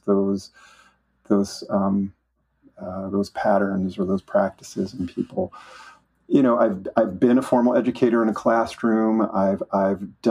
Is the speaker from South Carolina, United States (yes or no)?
no; Flint, Michigan, United States; I was raised in Flint, Michigan